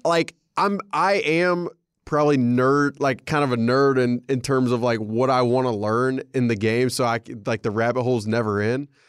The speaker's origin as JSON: {"language": "English", "region": "Alabama", "country": "United States", "tie": "born or raised there", "said": "growing up in Alabama"}